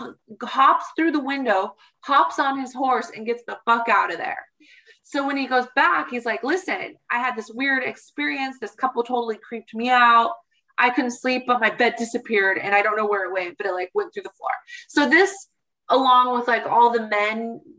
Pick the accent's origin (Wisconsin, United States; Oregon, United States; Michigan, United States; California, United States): Oregon, United States; Portland; I come from Portland, Oregon